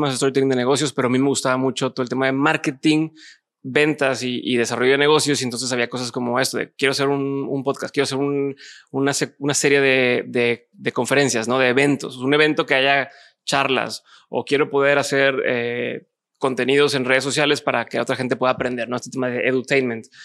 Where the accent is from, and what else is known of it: Monterrey, Nuevo León, Mexico